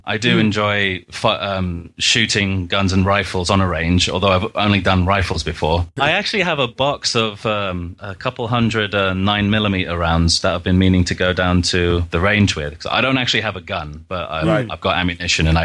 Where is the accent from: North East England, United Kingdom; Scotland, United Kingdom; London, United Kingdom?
London, United Kingdom; accent: British; moved away as an adult; also born or lived in Wales; now in Austin, United States; born and raised in London